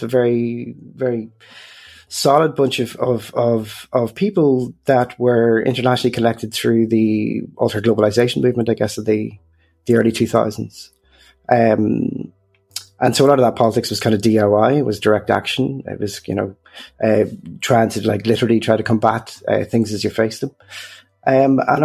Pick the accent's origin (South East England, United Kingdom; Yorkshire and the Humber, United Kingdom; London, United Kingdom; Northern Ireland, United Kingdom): Northern Ireland, United Kingdom; the Murder Triangle; moved away; I grew up in the north during the Troubles. And, you know, I grew up in an area within what was called the Murder Triangle